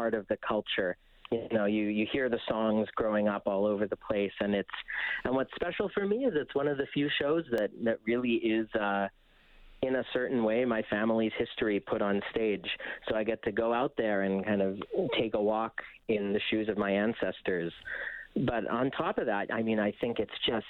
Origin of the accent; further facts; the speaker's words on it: Winnipeg, Manitoba, Canada; moved away as an adult; also born or lived in Boston / New York; growing up in Winnipeg